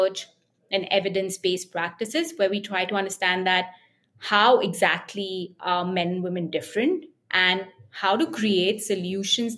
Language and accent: English; India; as Indian women